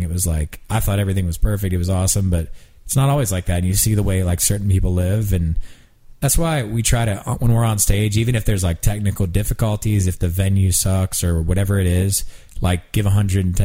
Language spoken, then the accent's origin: English; Pennsylvania, United States; moved away as an adult; now in Nashville, United States; where I grew up in Pennsylvania, or where we live now in Nashville